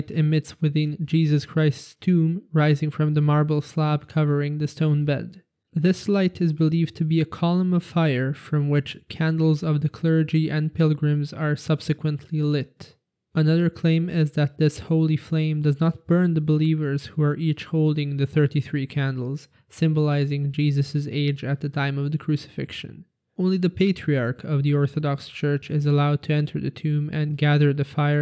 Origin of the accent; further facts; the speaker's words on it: Serbia; my home country Serbia